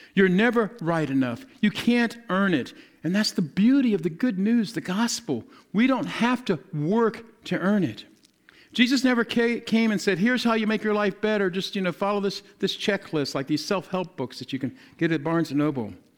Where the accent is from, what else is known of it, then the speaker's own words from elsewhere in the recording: the South, United States; I'm, I'm from the South